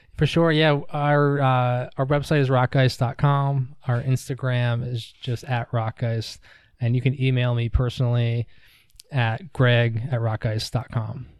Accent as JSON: {"language": "English", "region": "New York", "country": "United States", "tie": "born or raised there", "also_born_or_lived": "Durham, North Carolina", "moved": "as an adult", "lives_now": "Asheville, United States", "said": "I grew up in New York"}